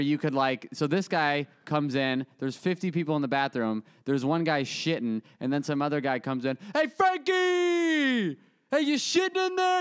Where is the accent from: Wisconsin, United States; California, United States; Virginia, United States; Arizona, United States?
Arizona, United States; moved away; I'm from Arizona